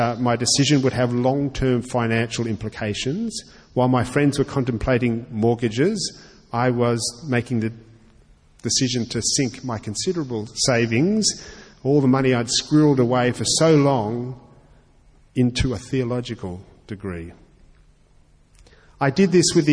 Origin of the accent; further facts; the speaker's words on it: Australia; I'm also an Australian